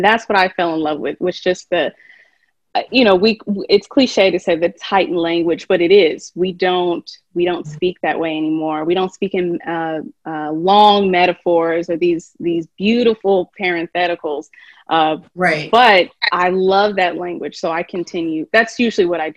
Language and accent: English; Kentucky, United States; moved away; I'm from Kentucky, and I taught just a little bit there.